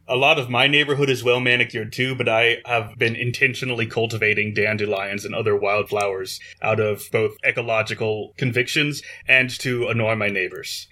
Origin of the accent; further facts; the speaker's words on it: Maryland, United States; I grew up in Maryland, where salt and vinegar on your fries are pretty standard